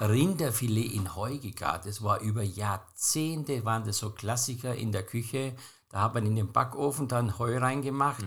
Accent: Austria; bei uns in Österreich

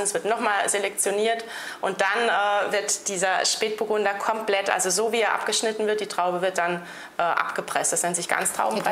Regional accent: Rhineland-Palatinate, Germany; bei uns in der Pfalz

